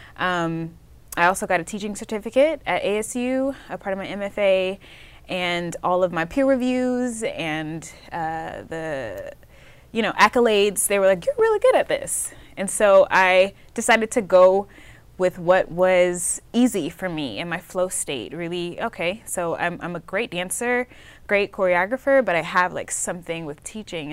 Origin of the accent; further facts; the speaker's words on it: Atlanta, Georgia, United States; I am from Atlanta, Georgia.